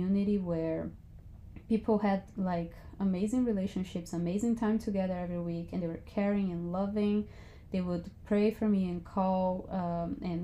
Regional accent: Brazil; I am from Brazil and I'm 29

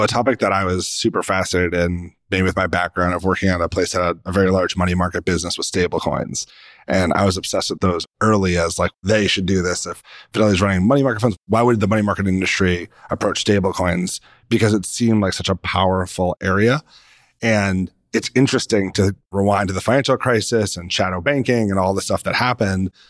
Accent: United States; as an American

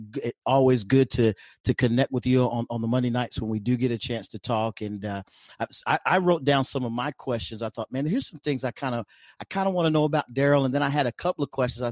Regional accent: Tulsa, Oklahoma, United States; also born or lived in Utica, New York; I'm originally from Oklahoma, and I'm a kind of Sooner born, Sooner bred, and been there long enough to call it home

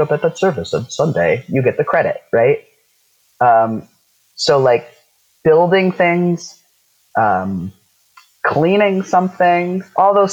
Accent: South Dakota, United States; where I grew up in South Dakota

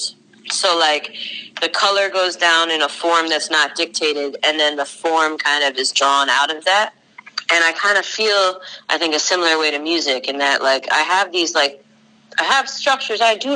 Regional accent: Long Island, New York, United States; moved away; also born or lived in Chicago / Boston; I was born on Long Island

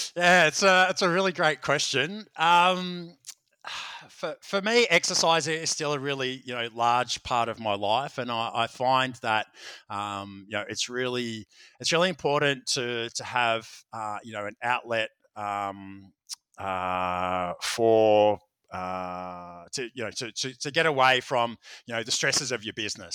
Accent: Melbourne, Victoria, Australia; here in, in, in Melbourne, in my hometown

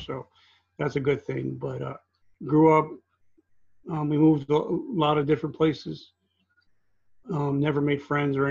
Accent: New Jersey, United States; also born or lived in South Carolina; I grew up in New Jersey

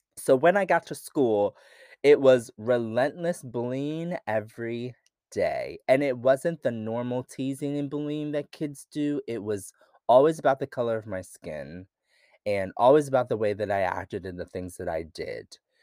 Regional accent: rural Pennsylvania, United States; I grew up in Pennsylvania, rural Pennsylvania

